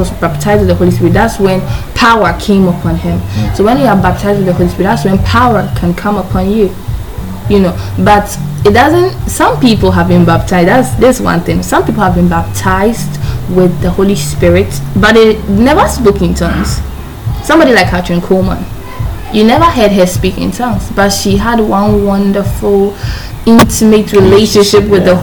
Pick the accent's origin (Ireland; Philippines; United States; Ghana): Ghana; I'm a Ghanaian, our dialect, we have a lot of dialects here